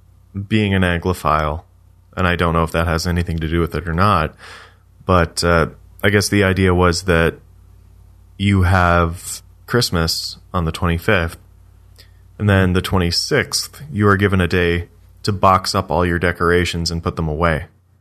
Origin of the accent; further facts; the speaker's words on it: Canada; being a Canadian, because you talk to Canadians everywhere all the time.